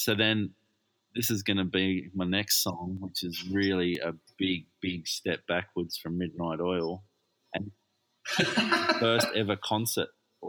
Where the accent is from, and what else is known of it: Perth, Western Australia, Australia; moved away